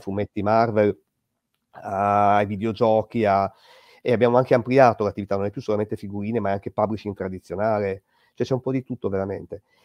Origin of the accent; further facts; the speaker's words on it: Bologna, Emilia-Romagna, Italy; io sono cresciuto a Bologna